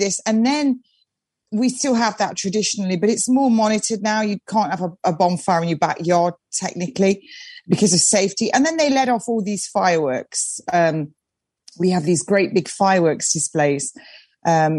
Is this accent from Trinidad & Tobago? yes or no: no; East Midlands, United Kingdom; I am an English woman. And I was brought up North Midlands